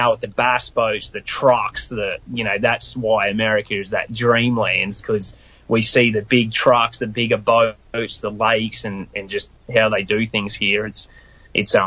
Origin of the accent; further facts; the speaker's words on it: Queensland, Australia; moved away as an adult; now in United States; My mum has never really left my hometown hardly